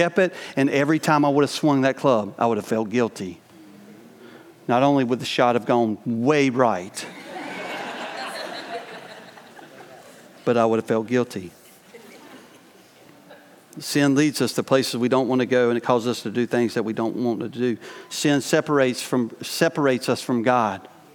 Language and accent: English; the South, United States; moved away as an adult; also born or lived in New York; I grew up in the South and lived in a family that we weren't always honest with each other